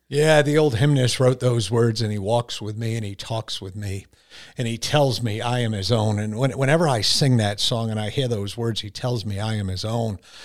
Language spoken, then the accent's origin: English; Bolentown, Connecticut, United States; moved away; born and raised in Bolentown, Connecticut